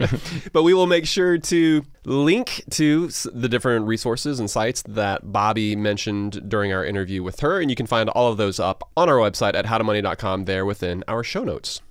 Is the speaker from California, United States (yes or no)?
no; Georgia, United States; a couple guys from Georgia